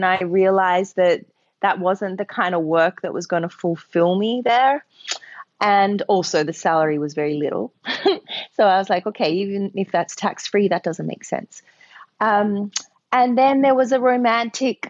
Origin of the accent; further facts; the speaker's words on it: Australia; moved away as an adult; now in New York, United States; I'm an Australian, but I live in New York, and I've lived here for 10 years.